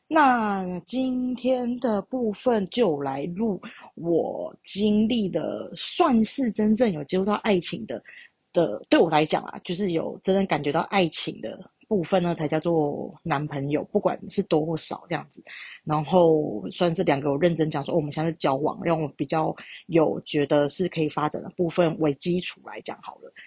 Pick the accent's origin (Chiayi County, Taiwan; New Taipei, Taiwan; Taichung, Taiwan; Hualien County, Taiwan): Taichung, Taiwan; 我是台中人